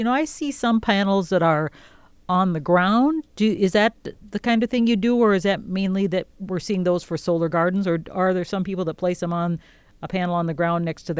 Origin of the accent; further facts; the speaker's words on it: Minnesota, United States; now in Wisconsin, United States; I'm from Minnesota. I've been here in Wisconsin